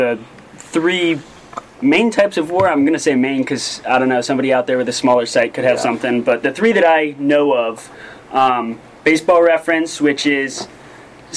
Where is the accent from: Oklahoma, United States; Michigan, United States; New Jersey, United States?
New Jersey, United States; moved away; I'm from New Jersey, small town in New Jersey, about 30 minutes from New York City